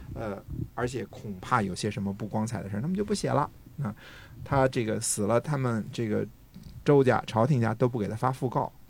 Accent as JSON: {"language": "Chinese", "country": "China", "said": "我们中国人"}